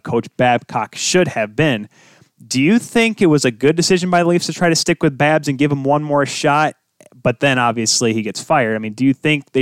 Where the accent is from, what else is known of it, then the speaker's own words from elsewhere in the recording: Michigan, United States; I grew up here in Michigan